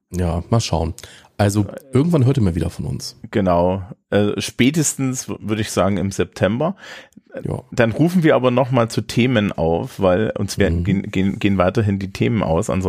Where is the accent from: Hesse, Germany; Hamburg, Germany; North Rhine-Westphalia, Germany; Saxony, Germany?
Hamburg, Germany; als Hamburger